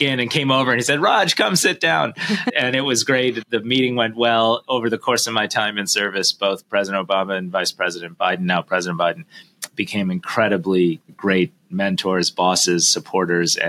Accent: Detroit, Michigan, United States; I am the son of Indian immigrants. As you know, I grew up in Detroit, Michigan

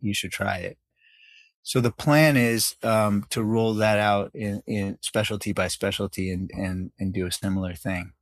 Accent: New York, United States; also born or lived in South Africa / Canada; to New York, where I grew up for most of my life

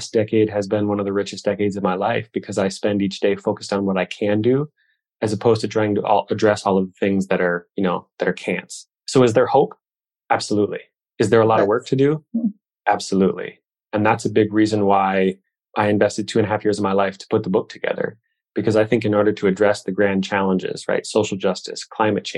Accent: Midwest, United States; I grew up here in the Midwest

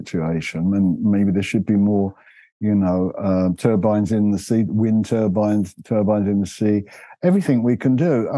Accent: London, United Kingdom; moved away as an adult; also born or lived in North Devon; now in Devon, United Kingdom; Being a Londoner, I was used to built up areas

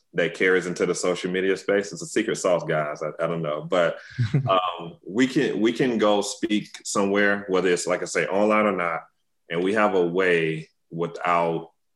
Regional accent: Tuscaloosa, Alabama, United States; I'm from Tuscaloosa, Alabama, originally

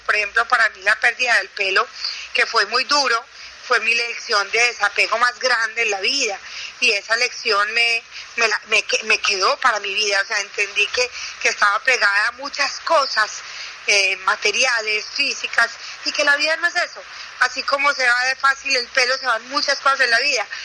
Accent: Paisa, Antioquia, Colombia; yo soy la una afortunada última hija de una familia de ocho, de ocho hijos, como buenos paisas.

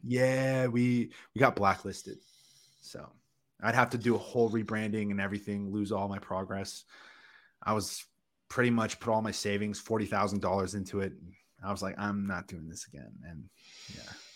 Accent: Canada; first language English; I'm a born Canadian citizen. English is my first language, the only language I speak

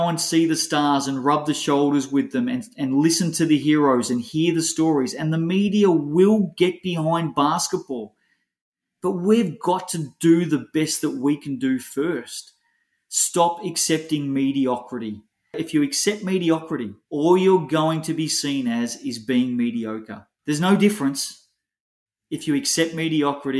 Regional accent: Australia; also born or lived in New Zealand; as an Aussie having lived there for 3 years

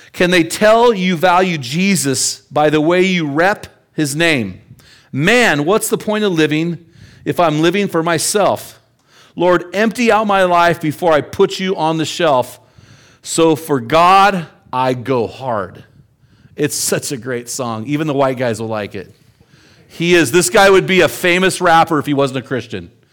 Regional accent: United States

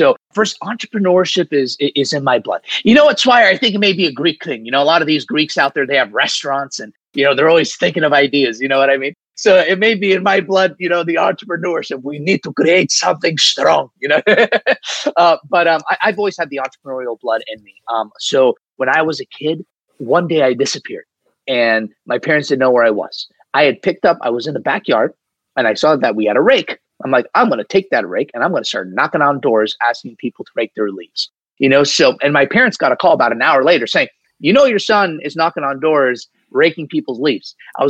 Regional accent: Saudi Arabia; And I actually grew up in the Middle East. I grew up in Saudi Arabia, believe it or not, in this melting pot of culture.

